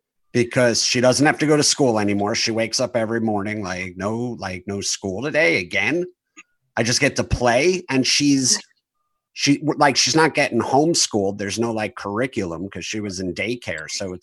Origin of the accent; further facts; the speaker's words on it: New Jersey, United States; I grew up in Jersey.